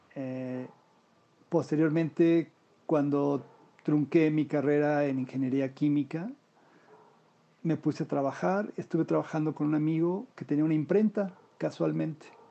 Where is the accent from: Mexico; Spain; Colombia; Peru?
Mexico; Mexico City; nací yo en la Ciudad de México, donde actualmente vivo.